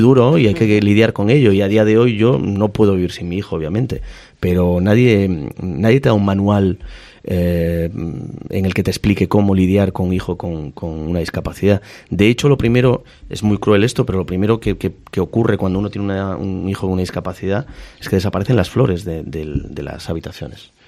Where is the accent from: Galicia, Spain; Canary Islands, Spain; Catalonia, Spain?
Galicia, Spain; Ferrol; moved away as an adult; also born or lived in Madrid; me fui de Ferrol muy jovencito, con 18 años, vine a Madrid